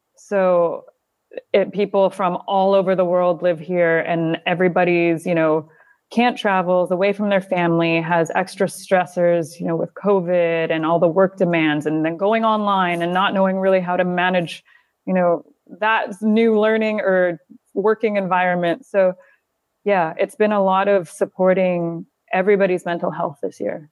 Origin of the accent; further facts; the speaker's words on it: near Calgary, Alberta, Canada; moved away as an adult; also born or lived in South Carolina / Northern Italy / United Kingdom / Kuwait; now in Doha, Qatar; I grew up in Canada, um, near Calgary, Alberta. until I was about twenty-one